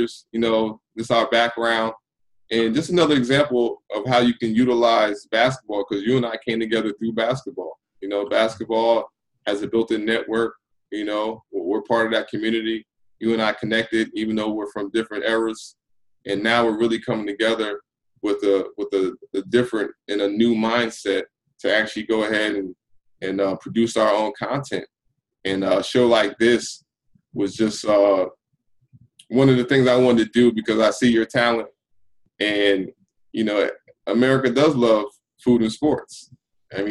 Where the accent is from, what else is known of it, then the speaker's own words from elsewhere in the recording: Roselle, New Jersey, United States; where I grew up in New Jersey, from Roselle Central High School